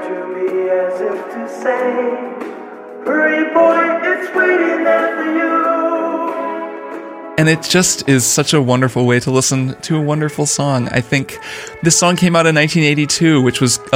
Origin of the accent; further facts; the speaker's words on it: Bloomington, Indiana, United States; my hometown of Bloomington, Indiana